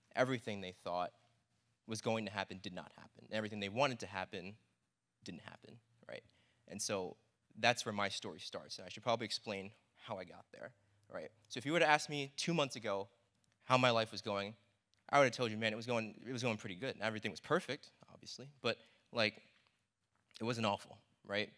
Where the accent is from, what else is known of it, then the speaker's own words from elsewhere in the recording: New York, United States; I'm from New York.